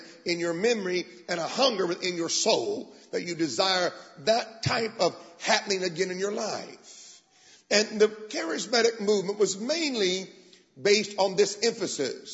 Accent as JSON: {"language": "English", "town": "Tulsa", "region": "Oklahoma", "country": "United States", "tie": "born or raised there", "accent": "American", "moved": "as an adult", "lives_now": "England, United Kingdom", "said": "I was born in Tulsa"}